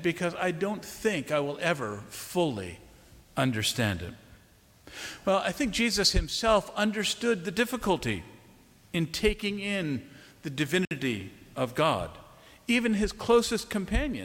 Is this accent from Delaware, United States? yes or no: yes; Wilmington, Delaware, United States; St. Andrew's Church in Wilmington, Delaware, my hometown